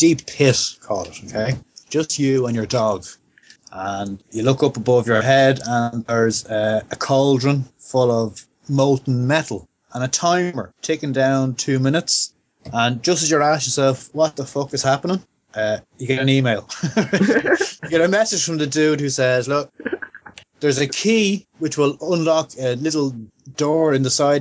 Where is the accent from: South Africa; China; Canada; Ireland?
Ireland; also born or lived in United Kingdom; I'm Irish